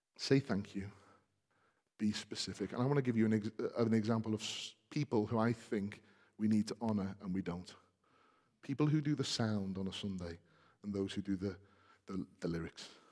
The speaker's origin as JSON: {"language": "English", "country": "United Kingdom", "said": "we're British, many of us"}